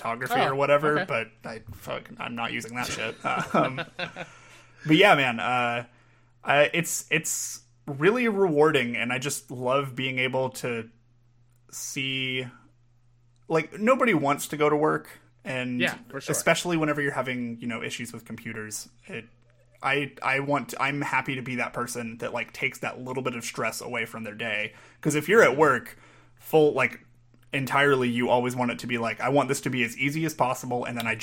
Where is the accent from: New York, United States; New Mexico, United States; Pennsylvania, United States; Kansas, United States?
Kansas, United States; Pittsburg; now in Kansas City, United States; I am from a town about 2 hours south of here called Pittsburgh, Kansas